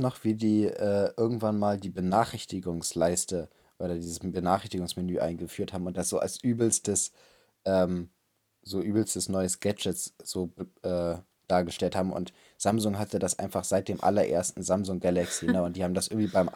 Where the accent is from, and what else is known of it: Germany